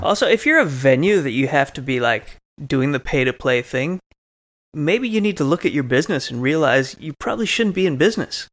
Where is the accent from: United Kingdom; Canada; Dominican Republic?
Canada; moved away; originally I'm from Canada